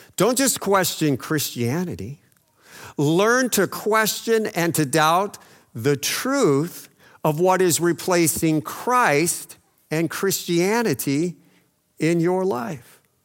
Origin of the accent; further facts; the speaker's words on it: El Paso, Texas, United States; growing up in El Paso